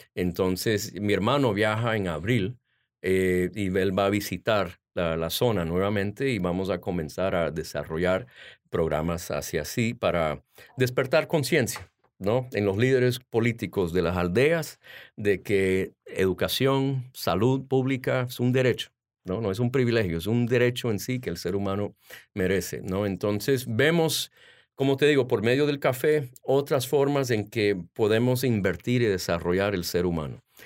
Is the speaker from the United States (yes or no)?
yes; Washington, District of Columbia, United States; also born or lived in Honduras; yo nací aquí en Washington. Mis padres son de Honduras